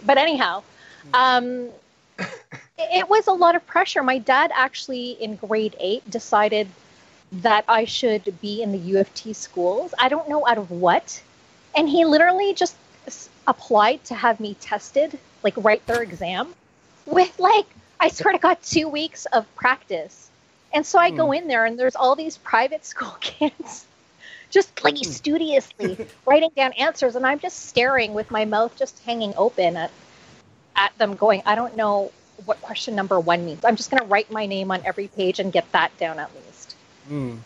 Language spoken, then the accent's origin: English; Toronto, Ontario, Canada; I was in the Catholic uh, Toronto Catholic School Board system